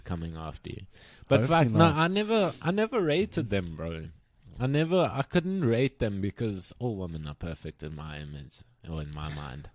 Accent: South Africa; growing up in South Africa

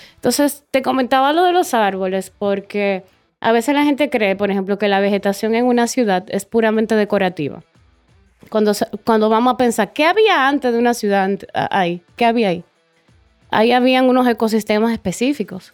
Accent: Dominican Republic; moved away as an adult; volví aquí, eh, a, República Dominicana

